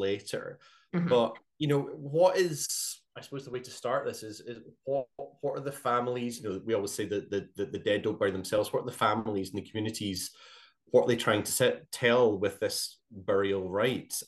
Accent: Glasgow, Scotland, United Kingdom; growing up in Glasgow

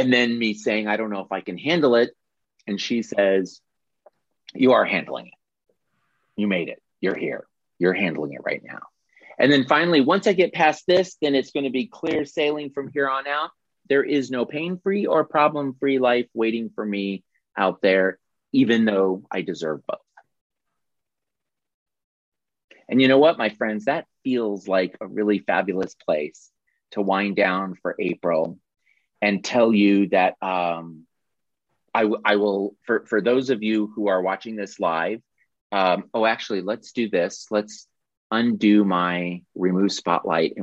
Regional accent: Carbondale, Illinois, United States; Jill, who joins us frequently here, and I grew up in Carbondale, Illinois

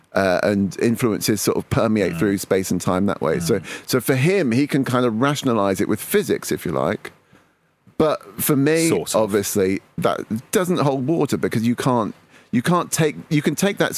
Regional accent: Manchester, North West England, United Kingdom; I was born in Manchester

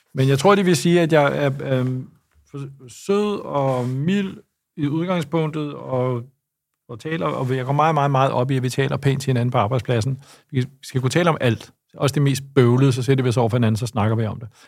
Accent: Lyngby, Capital Region of Denmark, Denmark; also born or lived in Copenhagen; jeg voksede op i Lyngby og har gået på folkeskole i Lyngby

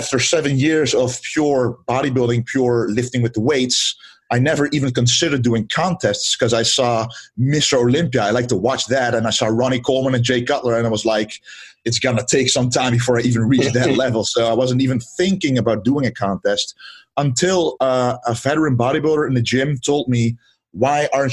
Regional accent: southern Netherlands, Netherlands; I am from the Netherlands, from the southern part of the Netherlands, actually. I've been there all my life now, 26

